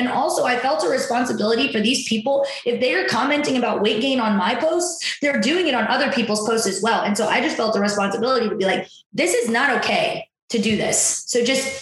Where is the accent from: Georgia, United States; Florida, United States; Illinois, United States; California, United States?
Illinois, United States; Waterloo; I grew up in Waterloo, Illinois.